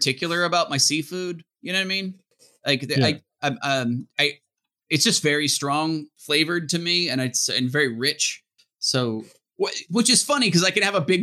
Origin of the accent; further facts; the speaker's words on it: Arizona, United States; growing up in Arizona